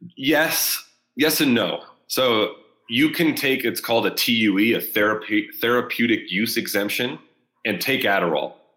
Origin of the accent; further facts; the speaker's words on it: Southern California, United States; near my hometown. So, or in Southern California